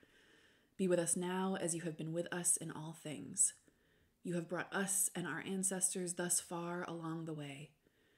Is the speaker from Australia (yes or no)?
no; United States; I'm also American.